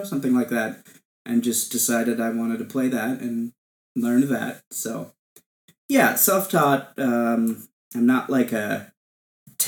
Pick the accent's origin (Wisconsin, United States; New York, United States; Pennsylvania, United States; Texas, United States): Wisconsin, United States; Appleton; I grew up in Appleton, Wisconsin